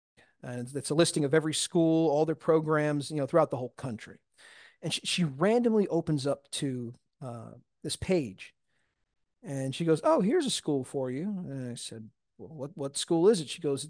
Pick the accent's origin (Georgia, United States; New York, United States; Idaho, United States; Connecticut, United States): New York, United States; Syosset; moved away as an adult; also born or lived in League City, Texas; now in Nassau Bay, United States; I'm born and raised on Long Island.